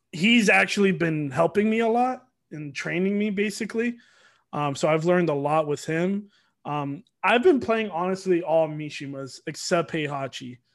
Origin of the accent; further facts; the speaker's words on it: Norcross, Georgia, United States; also born or lived in Miami, Florida; Then I moved out here, uh, moved to Norcross for a while, and then just been in Georgia ever since.